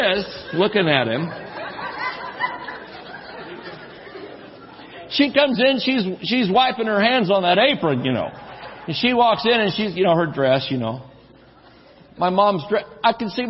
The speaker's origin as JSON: {"language": "English", "region": "Georgia", "country": "United States", "also_born_or_lived": "New Mexico", "moved": "yes", "said": "We're from Georgia where there's trees and things and water"}